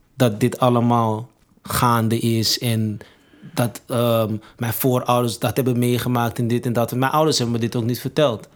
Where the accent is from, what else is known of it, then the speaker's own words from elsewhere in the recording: Amsterdam, North Holland, Netherlands; also born or lived in Suriname (parents); ben opgegroeid in Amsterdam Zuidoost